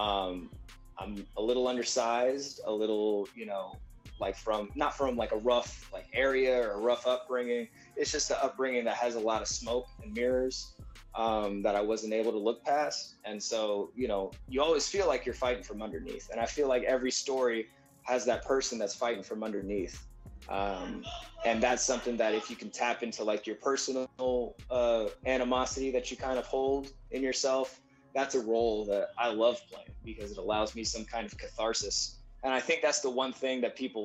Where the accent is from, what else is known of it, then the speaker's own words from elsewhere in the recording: Texas, United States; also born or lived in San Antonio, Texas / Houston, Texas; I'm just a kid from Texas